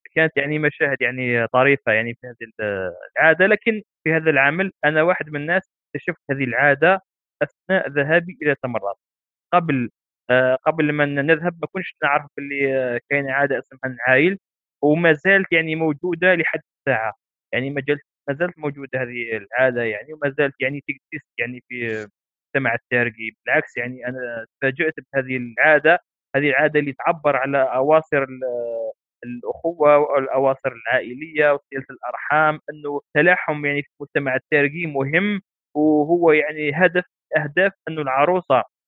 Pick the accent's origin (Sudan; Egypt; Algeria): Algeria; إحنا كجزائريين